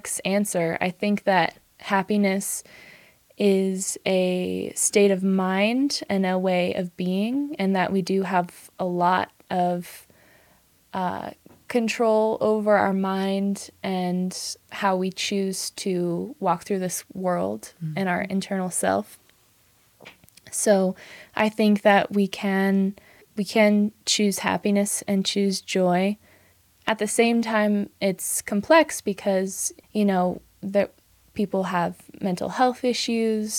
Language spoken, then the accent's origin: English; the Willamette Valley, Oregon, United States; now in Santa Fe, United States; I grew up in Oregon in the Willamette Valley